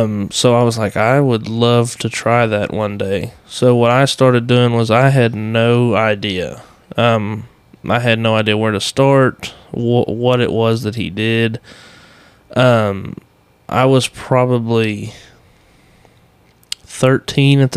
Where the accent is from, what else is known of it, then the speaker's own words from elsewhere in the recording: Iola, Texas, United States; also born or lived in Bryan, Texas / Arkansas; Born in Bryan, grew up in Iola. Been in Grimes County my entire life, so pretty much just tell people I'm from Iola